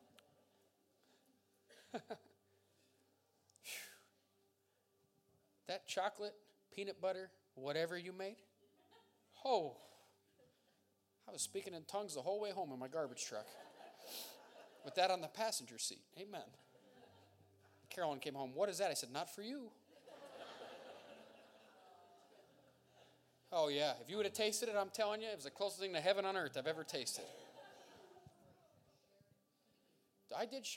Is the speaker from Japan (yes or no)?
no; Montdale, Pennsylvania, United States; I'm from Montdale. I'm not that foreign.